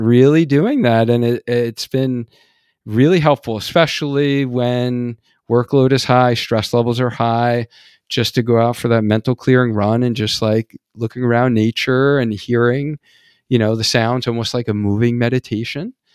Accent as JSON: {"language": "English", "region": "New York", "country": "United States", "accent": "New York", "moved": "yes", "said": "I was originally from New York, so we, like, have a whole different, like, dialect in New York"}